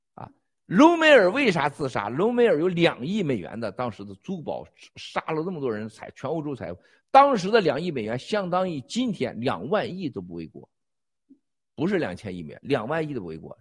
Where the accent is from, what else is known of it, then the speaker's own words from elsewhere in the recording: China; 我们中国人